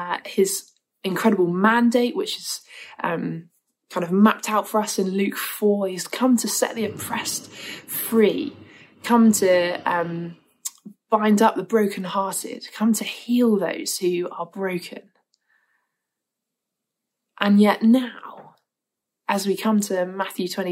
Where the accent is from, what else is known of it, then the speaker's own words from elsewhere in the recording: Winchester, South East England, United Kingdom; the church I grew up in Winchester